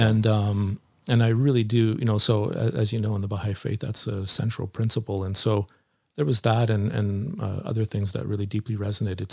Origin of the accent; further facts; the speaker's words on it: Nanaimo, British Columbia, Canada; so I grew up in Nanaimo here on Vancouver Island, a island on the west coast of Canada in British Columbia